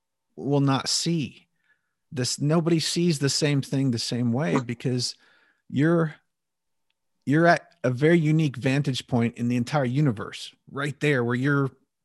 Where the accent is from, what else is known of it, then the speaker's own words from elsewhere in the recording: Alaska, United States; I grew up in Alaska and spent a lot of time on trails.